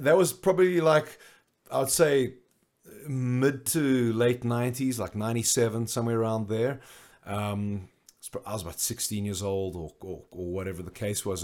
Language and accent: English; Johannesburg, Gauteng, South Africa; I grew up in Johannesburg